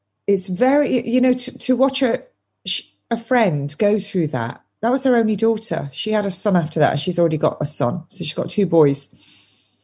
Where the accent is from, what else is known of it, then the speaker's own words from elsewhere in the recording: England, United Kingdom; I'm English.